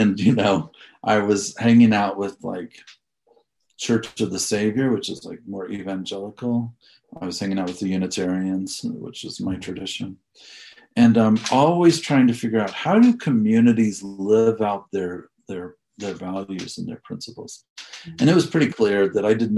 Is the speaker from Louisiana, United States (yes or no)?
no; Galesburg, Illinois, United States; moved away as an adult; also born or lived in North Carolina / Washington, District of Columbia, United States; now in Colorado Springs, United States; I grew up in Galesburg, Illinois